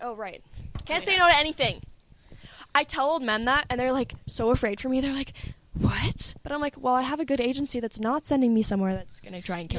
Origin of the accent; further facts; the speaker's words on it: England, United Kingdom; I'm English, like everyone else has like got an accent already, so when they say things they sound hot, I just sound stupid.